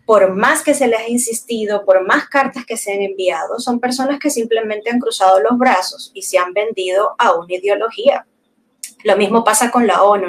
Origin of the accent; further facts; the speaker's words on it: Cuba; moved away as an adult; now in Peru; Yo en realidad me enamoro en Cuba, me enamoro en Cuba de un peruano, me caso allá